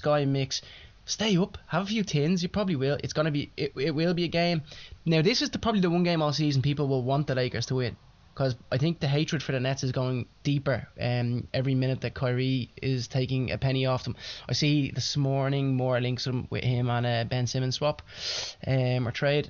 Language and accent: English; Ireland; I'm not going with Christmas Day because we're Irish.